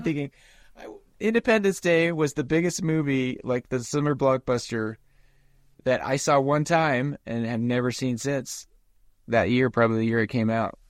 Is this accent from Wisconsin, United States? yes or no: no; Nephi, Utah, United States; as a kid growing up in Nephi